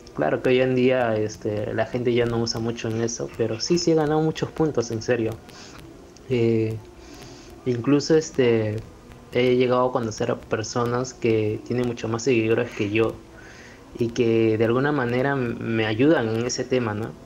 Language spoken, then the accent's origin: Spanish; Peru; como todo peruano